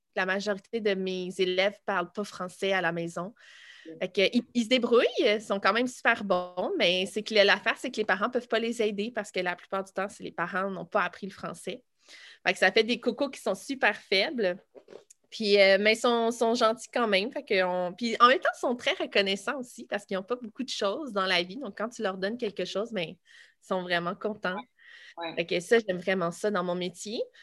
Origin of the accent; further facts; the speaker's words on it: Boisbriand, Quebec, Canada; also born or lived in Laval / Saint-Jérôme / Blainville; je suis née à Laval, mais on a toujours habité à Boisbriand